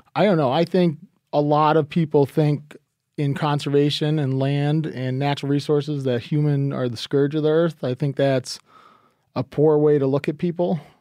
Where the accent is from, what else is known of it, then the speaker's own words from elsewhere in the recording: New England, United States; I am from New England